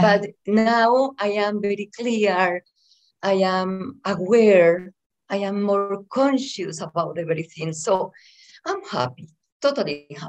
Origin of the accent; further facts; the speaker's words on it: Bogota, Colombia; English is a second language; moved away as an adult; also born or lived in Medellín area, Colombia / California, United States; now in Las Vegas, United States; I was raised in Bogota, which is the capital of Colombia